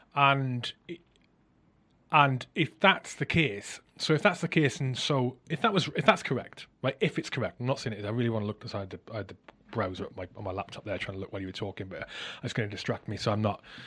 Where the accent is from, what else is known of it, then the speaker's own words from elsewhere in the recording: South Wales, United Kingdom; I grew up in South Wales